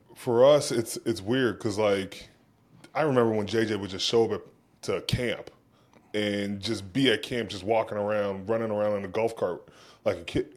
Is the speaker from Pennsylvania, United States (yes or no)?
yes; Pittsburgh, Pennsylvania, United States; I grew up in Pittsburgh